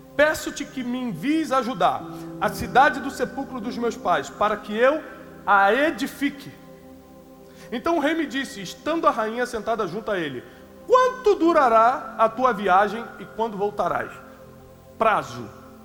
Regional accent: Rio de Janeiro, Brazil; Eu vim da periferia do Rio de Janeiro

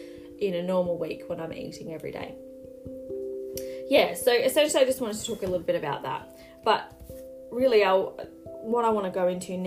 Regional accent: Australia; So I'm Australian.

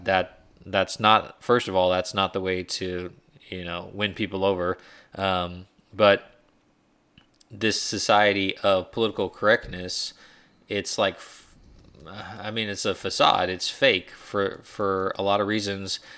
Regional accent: United States

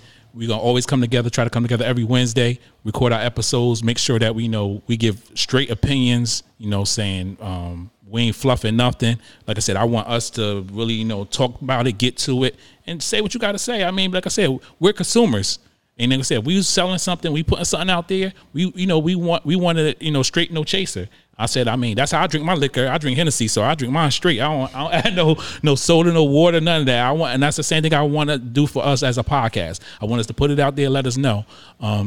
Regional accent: Paterson, New Jersey, United States; moved away; I'm also from Jersey and I'm from Patterson

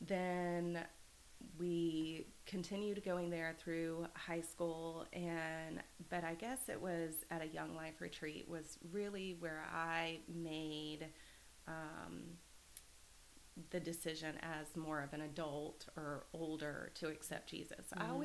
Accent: Mount Bethel, Pennsylvania, United States; And then growing up in Mount Bethel, I just felt that was really

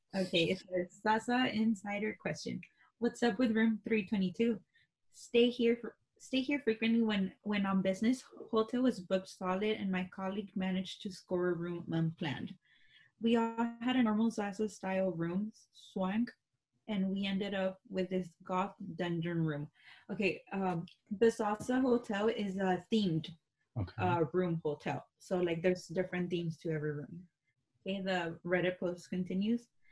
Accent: Texas, United States; we're from Texas.

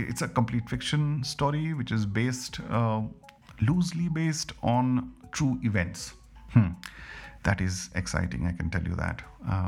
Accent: India; as an Indian

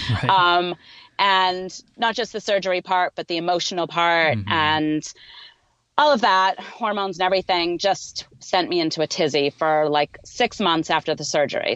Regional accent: Boston, Massachusetts, United States; I'm also from the Boston area, so it's it's just a it's a really cool a really cool thing to know that when I used to go and watch the Boston Marathon growing up

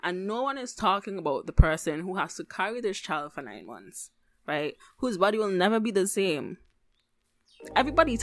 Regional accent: Antigua & Barbuda; moved away; growing up in the Caribbean

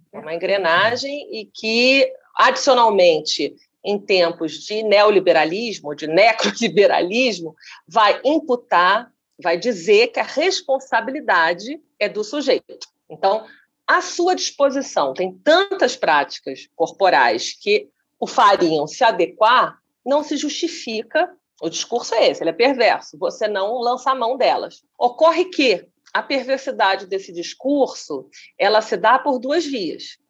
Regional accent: Rio de Janeiro, Brazil; eu sou carioca

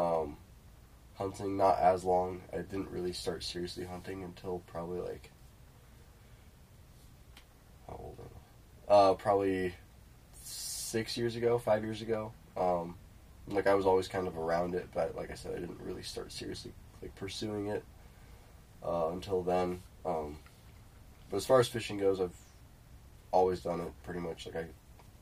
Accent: Lincoln, Nebraska, United States; I'm from Lincoln, Nebraska. Lived here all my life.

